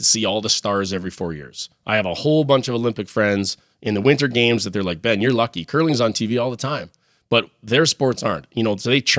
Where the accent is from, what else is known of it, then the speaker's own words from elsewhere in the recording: Regina, Saskatchewan, Canada; Come back to Regina. It's like... slight flex. Yeah, a little bit of a flex there. Come back to my hometown